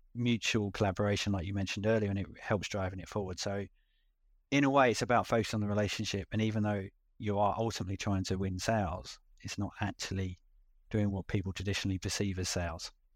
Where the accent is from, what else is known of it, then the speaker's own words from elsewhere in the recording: London, United Kingdom; accent: London; moved away as an adult; now in Auckland, New Zealand; with my accent, going back to London, the U K